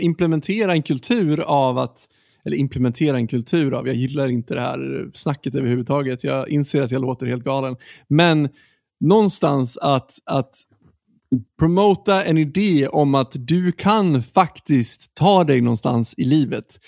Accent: Sweden; vi som svenskar

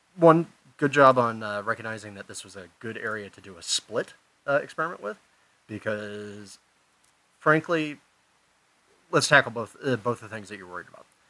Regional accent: Pasadena, California, United States; my hometown of Pasadena

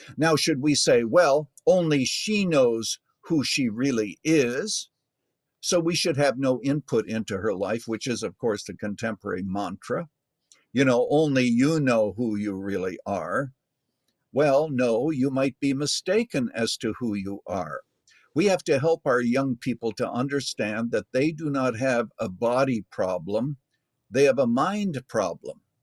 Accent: Canada; I was born in Canada

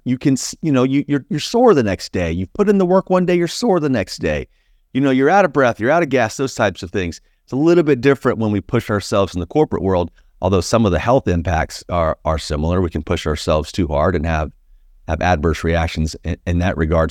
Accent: Plant City, Florida, United States; I grew up in a small, small town called Plant City, Florida

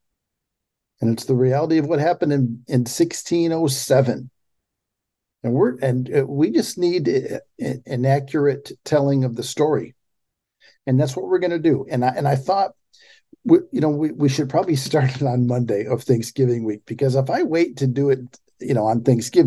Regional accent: Pontiac, Michigan, United States; I grew up in, I was born in Pontiac, Michigan, 30 miles north of Detroit

